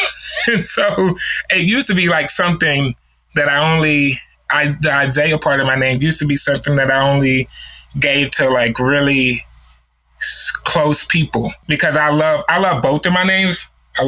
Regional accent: New Orleans, Louisiana, United States; now in Knoxville, United States; I'm from New Orleans, Louisiana, here in the States. So across the pond. But I currently live in Tennessee, Knoxville, Tennessee.

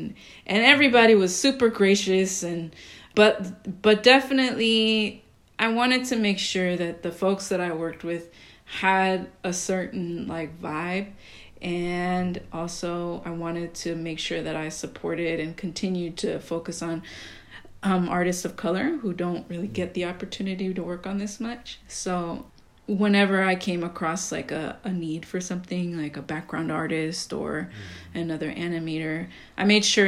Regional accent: Costa Rica; the frutero who goes around my neighborhood in the area that like I grew up in Costa Rica?

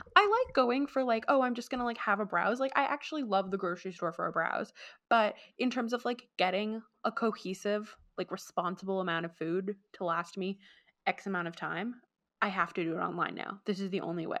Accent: Vancouver, British Columbia, Canada; we're from Vancouver and it's not, like, a particularly cold area

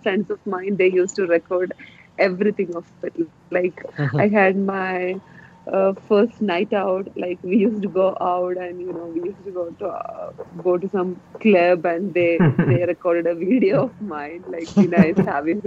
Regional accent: Wayanad, Kerala, India; moved away as an adult; now in Australia; as a girl from Wayanad

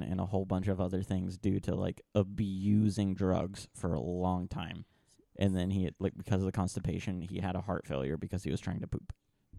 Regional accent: Bristol, United States; I feel like I can say it because I'm from Bristol.

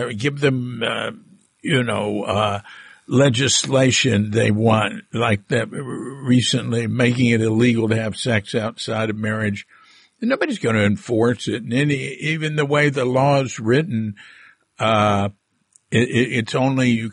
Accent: United States; moved away as an adult; now in Bali, Indonesia; growing up in America

